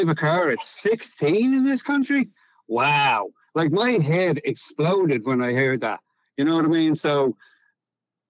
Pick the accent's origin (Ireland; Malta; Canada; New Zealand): Ireland; Dublin, Leinster; moved away as an adult; also born or lived in County Cork, Ireland; now in Houston, United States; originally I was born in a place in Ireland, Europe, you'd be familiar with too, obviously, County Cork. But I grew up in Dublin, so hence the fact I don't have a Cork accent, but grew up in Dublin.